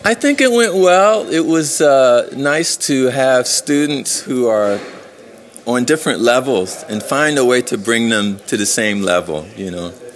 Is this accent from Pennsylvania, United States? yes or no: yes; Philadelphia, Pennsylvania, United States; where I grew up in Philadelphia is a very dangerous neighborhood